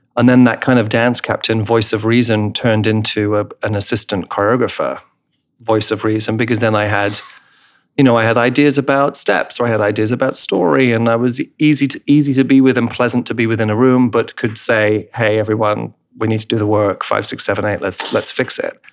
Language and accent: English; England, United Kingdom; moved away; I'm English in my roots, right, in my heritage